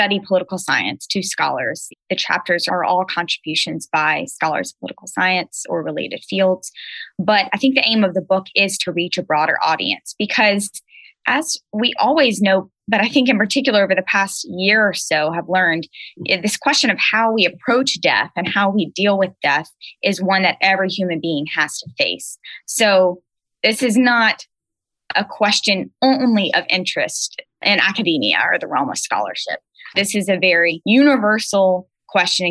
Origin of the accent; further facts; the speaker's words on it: Baton Rouge, Louisiana, United States; now in Charlottesville, United States; I'm originally from Baton Rouge, Louisiana. So I'm a Cajun girl at heart